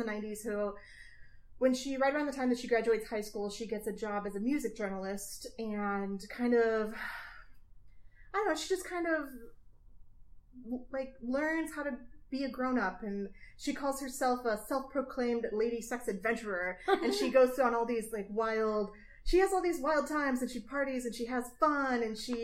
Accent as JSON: {"language": "English", "town": "Middlefield", "region": "Ohio", "country": "United States", "moved": "yes", "said": "I am from Amish country, originally, Middlefield, Ohio"}